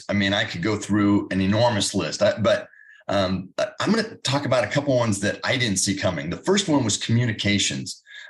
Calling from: Indianapolis, Indiana, United States

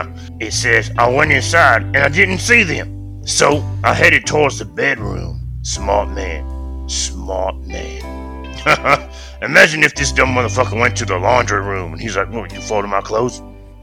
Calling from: Kenya; Man, I'm calling from the homeland, nigga. I'm calling from Kenya.

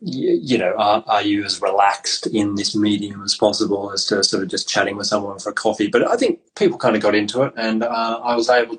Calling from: South West England, United Kingdom; So I'm calling from Cornwall, and with you being in Scotland, it's a very far-reaching chat.

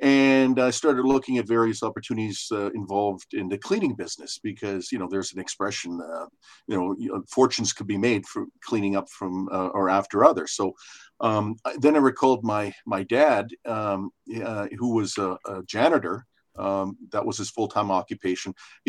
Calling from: Calgary, Alberta, Canada; I'm phoning from Calgary, Alberta, Canada.

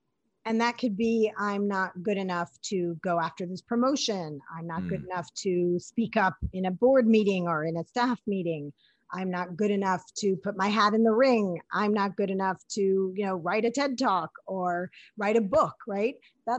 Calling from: New York City, New York, United States; New York City, baby.

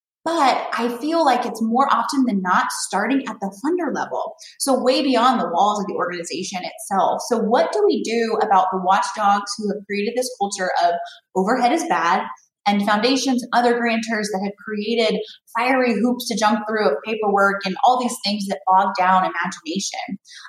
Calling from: California, United States; I'm calling from California.

